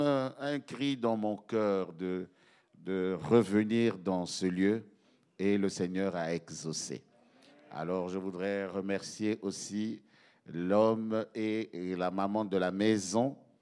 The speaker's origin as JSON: {"language": "French", "country": "Belgium", "said": "chez nous, en Belgique"}